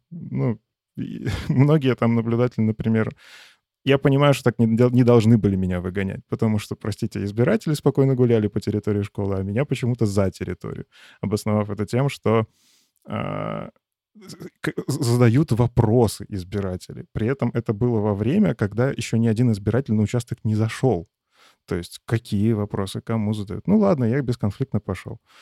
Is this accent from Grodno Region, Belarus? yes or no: no; Chashniki, Vitebsk Region, Belarus; now in Minsk, Belarus; Я сейчас живу в Минске, но по факту прописан там у себя на родине малый город Чашники